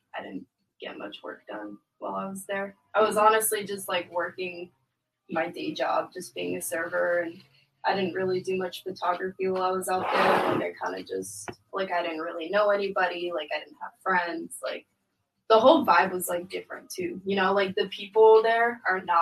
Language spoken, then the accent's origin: English; San Diego, California, United States; also born or lived in Oceanside; I was actually born and raised in San Diego. But I've lived in Oceanside for a few years.